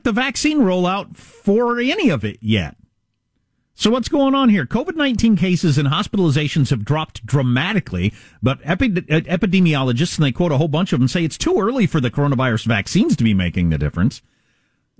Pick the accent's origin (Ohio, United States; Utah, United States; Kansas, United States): Kansas, United States; moved away; I'm from Kansas